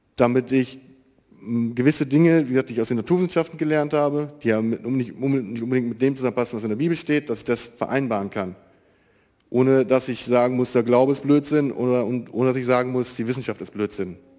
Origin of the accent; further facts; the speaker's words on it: Marienfeld, North Rhine-Westphalia, Germany; ich bin 26 Jahre alt, komme aus Marienfeld